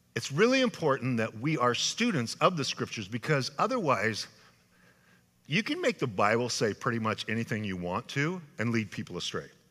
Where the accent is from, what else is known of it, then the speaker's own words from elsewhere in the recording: Idaho, United States; now in California, United States; my home state of Idaho